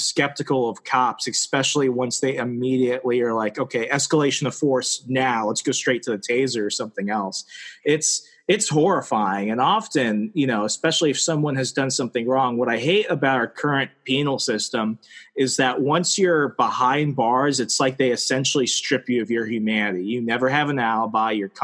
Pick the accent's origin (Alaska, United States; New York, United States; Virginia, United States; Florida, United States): Virginia, United States; Northern; I was from Virginia, if Northern Virginia counts